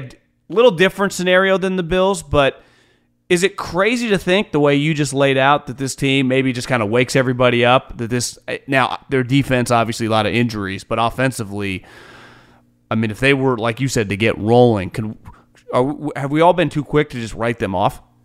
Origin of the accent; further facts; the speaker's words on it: Sacramento, California, United States; I'm from the Sacramento area